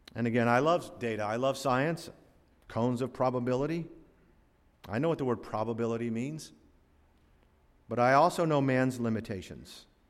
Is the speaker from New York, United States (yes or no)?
no; Florida, United States; growing up in Florida